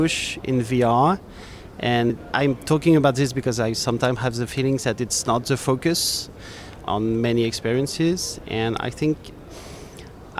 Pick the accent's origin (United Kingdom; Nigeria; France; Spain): France; I'm from France